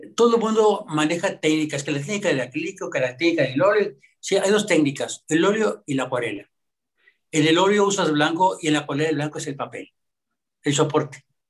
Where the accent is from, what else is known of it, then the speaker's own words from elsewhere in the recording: Monterrey, Nuevo León, Mexico; Sí soy mexicano, mi padre era originario de Oaxaca y yo aquí nativo de Monterrey